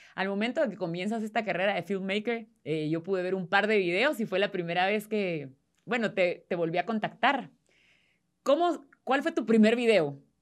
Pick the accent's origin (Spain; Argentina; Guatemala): Guatemala